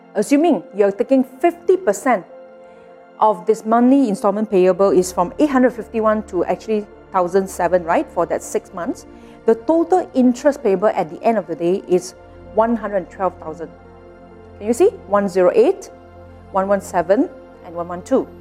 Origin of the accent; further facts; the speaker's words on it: Malaysia; all of us as Malaysian